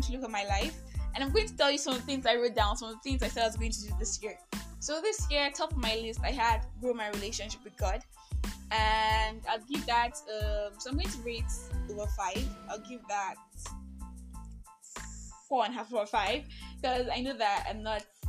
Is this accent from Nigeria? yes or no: yes; Nigeria; I am that Nigerian Christian talkaholic